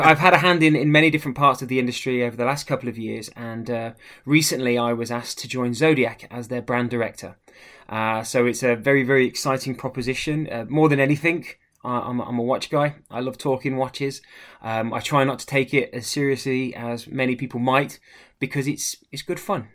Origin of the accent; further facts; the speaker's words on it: the middle of England, United Kingdom; moved away as an adult; also born or lived in United States; now in Arundel, United Kingdom; born and raised in the middle of England